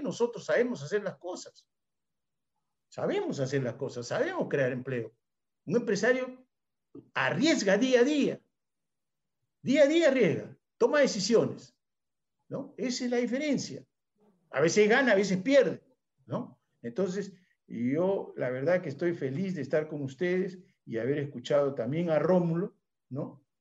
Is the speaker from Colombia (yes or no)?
no; Peru